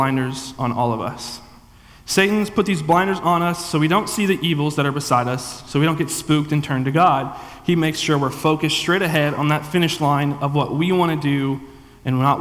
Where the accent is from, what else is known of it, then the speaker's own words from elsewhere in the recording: the Bible Belt, United States; also born or lived in Tiffin, Ohio; I grew up in a church my whole life, but that's kind of what we did down in the Bible Belt